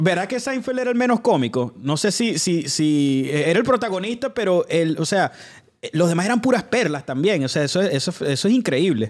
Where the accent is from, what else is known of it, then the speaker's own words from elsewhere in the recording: Venezuela; now in Weston, United States; nosotros como venezolanos pues éramos déspotas